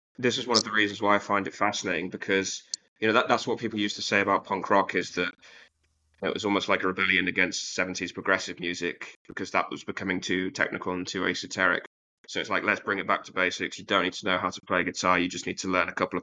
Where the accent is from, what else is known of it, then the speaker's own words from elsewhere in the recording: Leeds, Yorkshire and the Humber, United Kingdom; I'm from Leeds